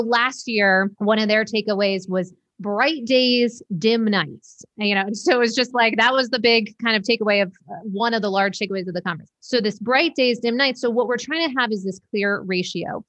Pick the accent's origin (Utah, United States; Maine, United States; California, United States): Maine, United States; moved away; also born or lived in New York / Las Vegas; I was born in Maine, you know, lived in New York for a bunch of years.